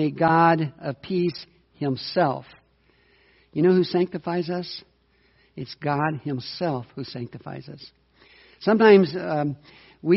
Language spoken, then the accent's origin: English; United States; as an American